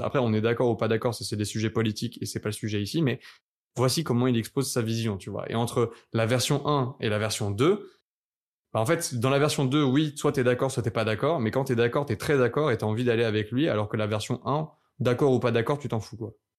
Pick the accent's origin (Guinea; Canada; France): France; nous, en tant que français